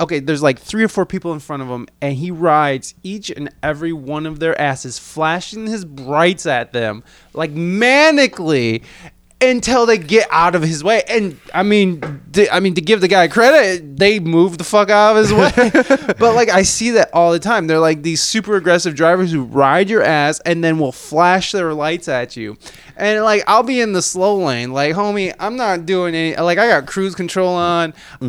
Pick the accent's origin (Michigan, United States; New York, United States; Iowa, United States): Michigan, United States; Adrian; moved away; I'm a Michigander. I'm from Michigan.